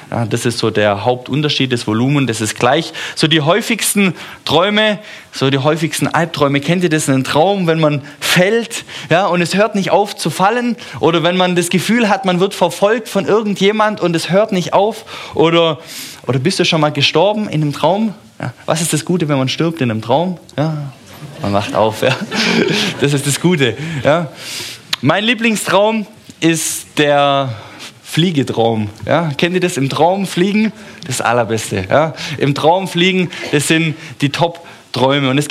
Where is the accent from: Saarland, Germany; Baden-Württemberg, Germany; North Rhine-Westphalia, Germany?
Baden-Württemberg, Germany; Stuttgart; born there; So, ich bin zwar in Stuttgart geboren, manche vermuten auch, dass ich in Stuttgart sterben werde